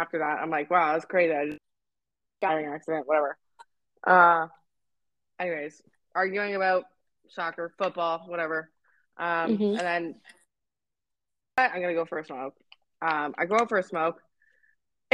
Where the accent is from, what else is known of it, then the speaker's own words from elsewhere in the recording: Canada; I'm Canadian